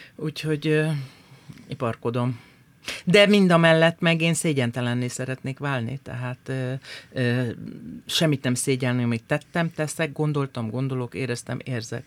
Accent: Hajdúnánás, Hajdú-Bihar, Hungary; kis helyen, hajdonáson nőttem föl

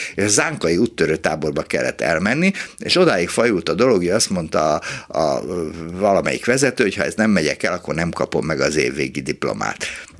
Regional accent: Budapest, Hungary; itt a hatodik kerületben, ahol fölnőttem

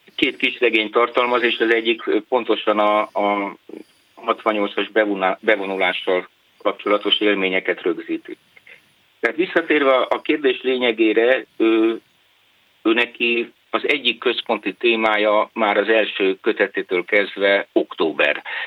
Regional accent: Körmend, Vas, Hungary; born or raised there; moved away as an adult; also born or lived in Budapest / Budakeszi

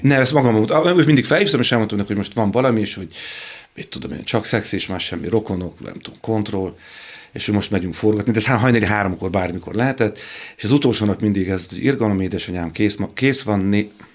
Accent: Budapest, Hungary; Pesten laktunk, egy, egy, sőt Budán, ö, Moszkva téren

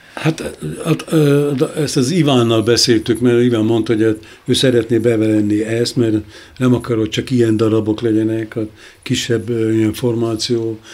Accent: Hungary; moved away as an adult; also born or lived in Budapest (as a young boy from the countryside); now in Berlin, Germany; itt születtem

